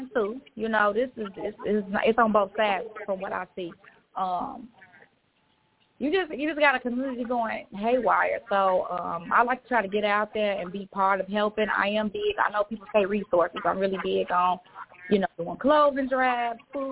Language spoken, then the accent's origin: English; Chicago, Illinois, United States; now in Miami, United States; I am from Chicago, Illinois. I currently live in Miami, Florida.